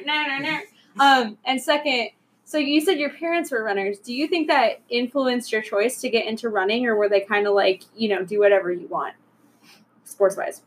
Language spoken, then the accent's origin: English; Toledo, Ohio, United States; I grew up in Toledo